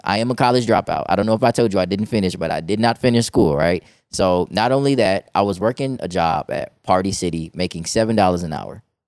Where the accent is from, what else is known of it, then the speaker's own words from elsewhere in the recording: Chicago, Illinois, United States; moved away as an adult; also born or lived in Georgia; now in Texas, United States; I'm from Chicago, Illinois, right? I lived there for most of my life